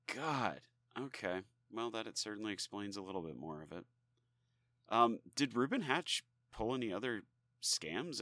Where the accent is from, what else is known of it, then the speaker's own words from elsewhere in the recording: United States; we as, you know, citizens of the United States